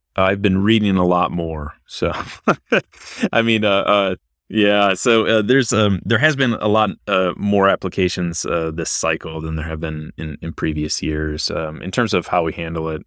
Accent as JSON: {"language": "English", "region": "Michigan", "country": "United States", "also_born_or_lived": "South Carolina / Ohio / Louisiana / Washington, D.C.", "moved": "as an adult", "lives_now": "Virginia, United States", "said": "I'm originally from Michigan"}